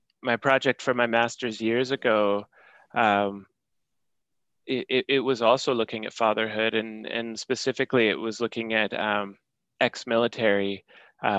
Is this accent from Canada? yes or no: yes; Canada; as a Canadian citizen